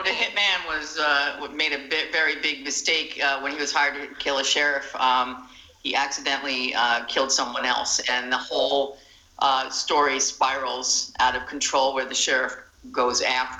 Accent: Myrtle Beach, South Carolina, United States; We are from Myrtle Beach, South Carolina.

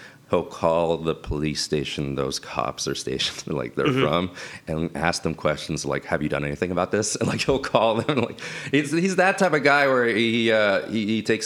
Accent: Miami, Florida, United States; moved away; I'm from Miami

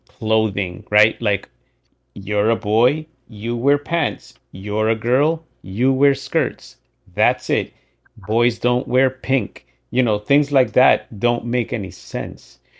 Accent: Dominican Republic; moved away; I was born in the Dominican, right? I was raised by my parents that don't speak English.

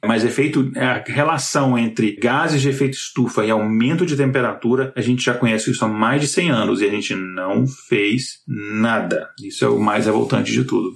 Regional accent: Brasília, Federal District, Brazil; de onde eu cresci lá em Brasília

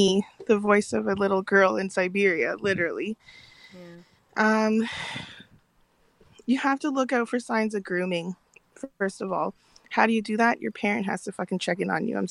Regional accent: South Korea; now in Canada; I'm from Korea

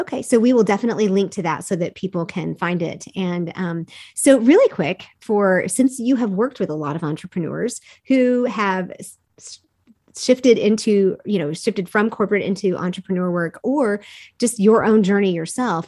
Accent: United States; I'm a dumb American

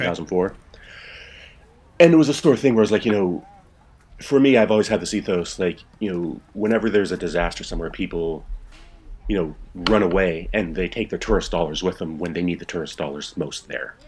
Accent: Port Townsend, Washington, United States; moved away as an adult; also born or lived in Shelton, Washington / Prague / Moscow / Indonesia; now in Berlin, Germany; I grew up in the Seattle area. Um, I was born in this small logging town called Shelton, but I grew up in a small uh, Victorian town called Port Townsend up on the Olympic Peninsula

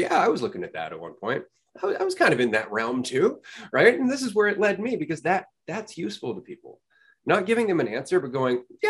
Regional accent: Canada; I'm from Canada

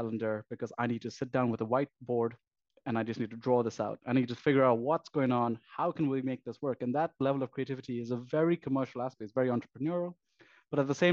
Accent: Pakistan; moved away; I came from Pakistan originally

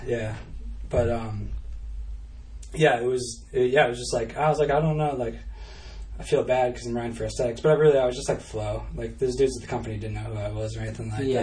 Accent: New Hampshire, United States; I was just like from New Hampshire

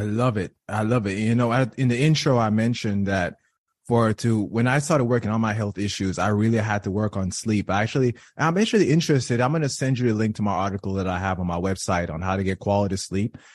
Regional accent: Jamaica; I was raised in Jamaica

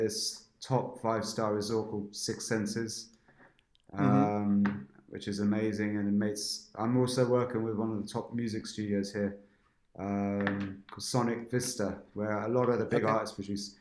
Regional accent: Berkshire, South East England, United Kingdom; growing up in England, in an Indian family. Where? In Berkshire

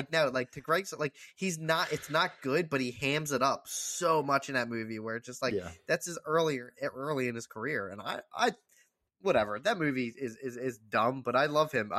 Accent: Ireland; And if I pronounce this wrong, I apologize. I'm Irish and I feel bad.

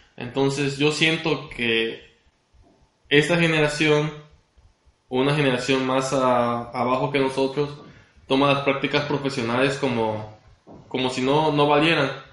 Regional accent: Cárdenas, Tabasco, Mexico; also born or lived in Villahermosa, Mexico; soy originario de Cárdenas, Tabasco

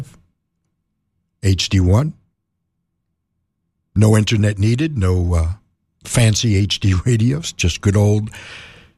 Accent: New York City, New York, United States; Growing up in New York City

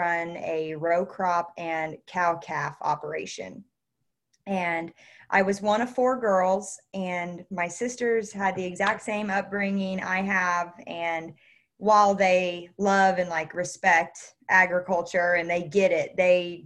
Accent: Northwest Missouri, United States; I was born and raised here in Northwest Missouri

